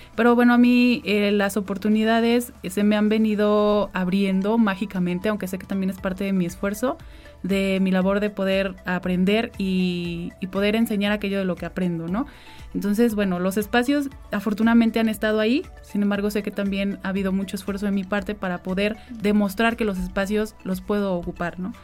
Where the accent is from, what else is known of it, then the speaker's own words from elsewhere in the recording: Xalapa, Veracruz, Mexico; also born or lived in Tamiahua, Veracruz; desde muy pequeña vivo en la ciudad de Jalapa. Yo desde los dos años que estoy acá